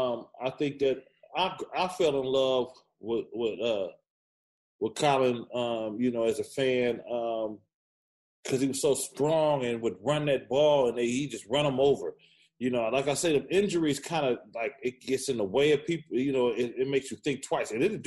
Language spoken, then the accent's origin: English; the Bay Area, California, United States; because I'm from the Bay. At the end of the day, I represent the Bay Area.